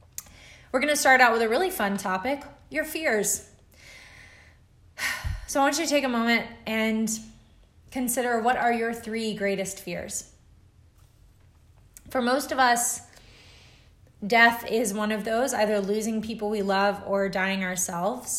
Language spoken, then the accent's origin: English; Alabama, United States; as a kid growing up in Alabama